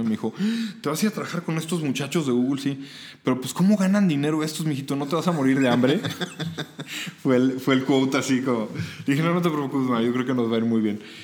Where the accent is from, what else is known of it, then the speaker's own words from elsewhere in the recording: Mexico; México me vio nacer